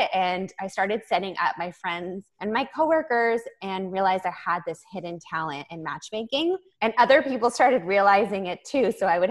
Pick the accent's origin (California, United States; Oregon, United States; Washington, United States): California, United States; Los Angeles; I am from Los Angeles